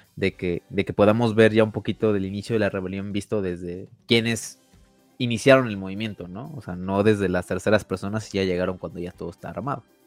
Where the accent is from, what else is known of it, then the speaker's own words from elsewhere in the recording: Mexico; nosotros como mexicanos